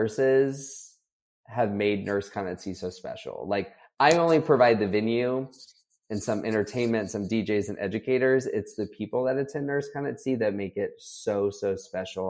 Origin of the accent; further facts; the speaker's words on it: Florida, United States; moved away as an adult; also born or lived in Texas; growing up in Florida, I had grown up going on cruises